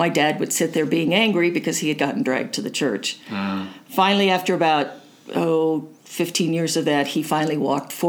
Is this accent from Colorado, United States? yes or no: yes; Fort Collins, Colorado, United States; also born or lived in Chicago; born and raised in Fort Collins.